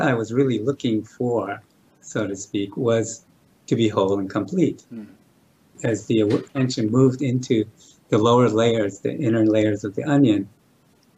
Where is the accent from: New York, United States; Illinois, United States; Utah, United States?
New York, United States; New York City; I was born in New York City